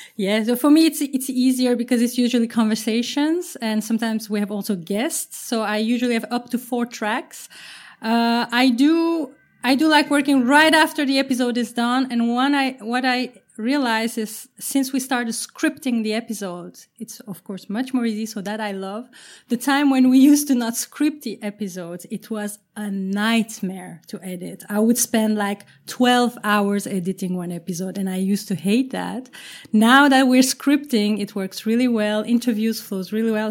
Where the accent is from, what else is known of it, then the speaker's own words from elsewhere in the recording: Turkey; now in Amsterdam, Netherlands; I'm based in Amsterdam. Uh, I'm originally from Turkey